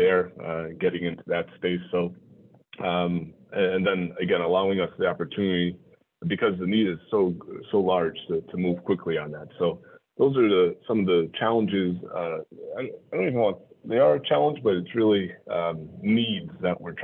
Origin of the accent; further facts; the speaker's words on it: Connecticut, United States; moved away as an adult; also born or lived in New York City area / Brockton, Massachusetts; New England guy, born and raised in Connecticut